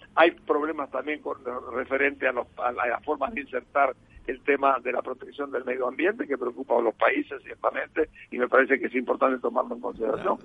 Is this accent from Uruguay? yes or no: yes; Uruguay; also born or lived in Asturias, Spain; nací en Asturias y soy uruguayo